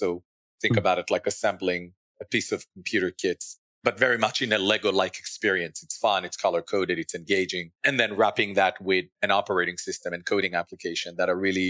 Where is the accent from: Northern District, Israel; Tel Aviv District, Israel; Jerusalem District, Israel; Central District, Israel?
Northern District, Israel; moved away as an adult; also born or lived in London / New York; now in Columbus, United States; I was born and raised, as you've mentioned, in Israel, in the north of Israel. And I think living in Israel, growing up in Israel has been such a phenomenal experience